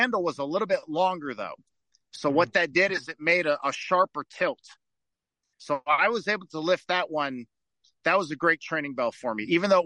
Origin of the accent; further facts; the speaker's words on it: Detroit, Michigan, United States; I grew up in the Detroit Metroplex.